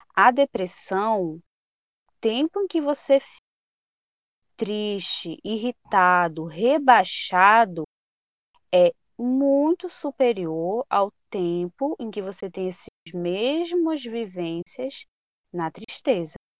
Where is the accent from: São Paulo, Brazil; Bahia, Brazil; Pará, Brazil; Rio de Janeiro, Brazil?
Pará, Brazil; Sou do Pará, é, sou da região aqui norte do Brasil.